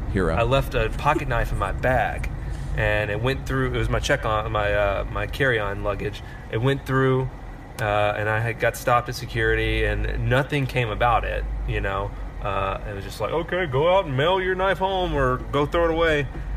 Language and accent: English; Austin, Texas, United States; I am from Austin, Texas.